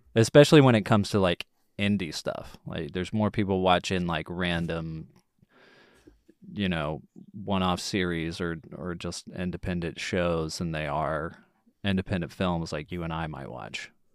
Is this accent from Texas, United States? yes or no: yes; Texas, United States; I'm born and raised in Texas.